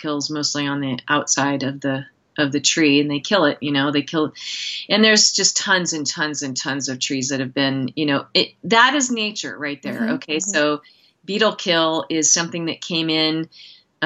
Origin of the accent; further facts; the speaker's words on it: outside the Willamette Valley, rural Oregon, United States; also born or lived in San Francisco / Seattle / Philadelphia; now in Montana, United States; I grew up in rural Oregon, which is also beautiful, in the, you know, outside of the Willamette Valley